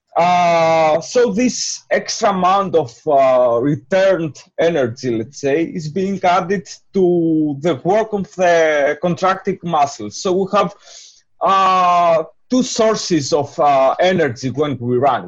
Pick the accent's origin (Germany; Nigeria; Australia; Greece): Greece; moved away; I'm from Greece